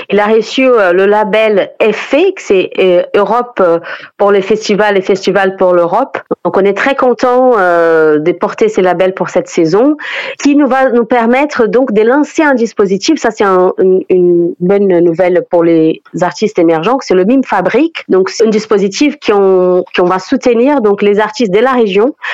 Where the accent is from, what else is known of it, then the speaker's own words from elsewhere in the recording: Brazil; French is a second language; moved away; je suis brésilienne.